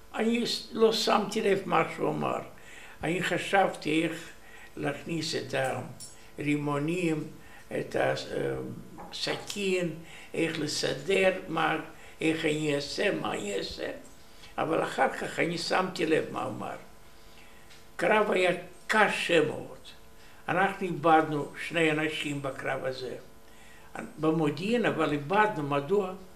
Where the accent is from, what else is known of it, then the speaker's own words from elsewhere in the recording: Soroca, Bessarabia, Moldova; Hebrew is a second language; moved away as an adult; also born or lived in Uzbekistan / Chișinău / Rehovot, Israel; now in Israel; נולדתי ב-4 למרץ 1926, יליד רומניה, איפה אני גדלתי